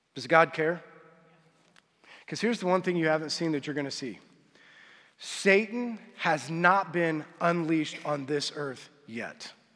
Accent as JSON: {"language": "English", "country": "United States", "said": "we as American Christians"}